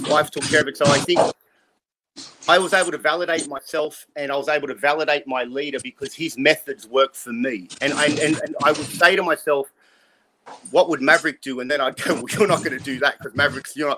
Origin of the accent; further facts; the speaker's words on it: Australia; now in United States; I'm an Australian